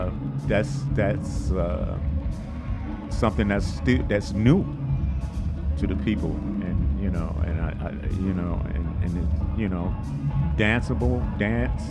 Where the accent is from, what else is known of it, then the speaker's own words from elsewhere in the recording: Detroit, Michigan, United States; we're both from Detroit, and it was like something about the air or the water or something in Detroit that had young guys, young musicians like myself, kind of on that path